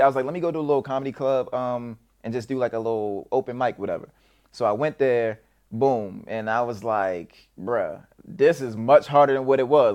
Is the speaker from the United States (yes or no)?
yes; Baltimore, Maryland, United States; also born or lived in Edgewood, Maryland; I was born in Baltimore City, but I did some bouncing, uh, back and forth through the Baltimore County, Baltimore City